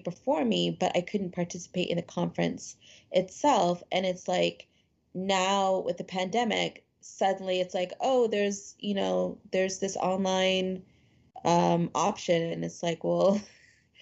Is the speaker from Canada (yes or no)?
yes; Canada; being a Canadian author